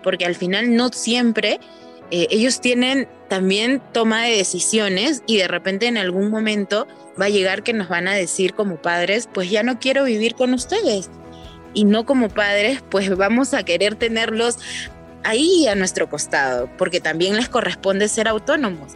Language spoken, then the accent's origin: Spanish; Lima, Peru; moved away as an adult; now in Urubamba, Peru; Yo soy natural de Lima, pero por eh, motivos de trabajo llevo viviendo aquí en Urubamba, en Cusco, ya cuatro años.